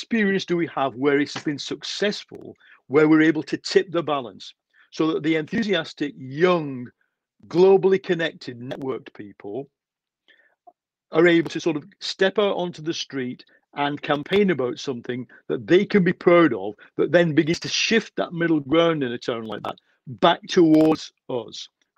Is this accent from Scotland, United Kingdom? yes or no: no; Leigh, North West England, United Kingdom; in Lee, my hometown.